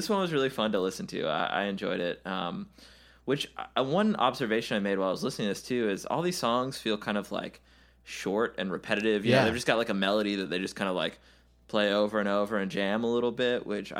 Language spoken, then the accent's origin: English; the South, United States; we are Southern people.